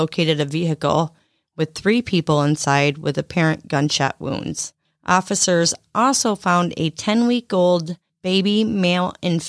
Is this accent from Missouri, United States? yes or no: no; Lakeview, Michigan, United States; born there; I was born in Lakeview, by the way.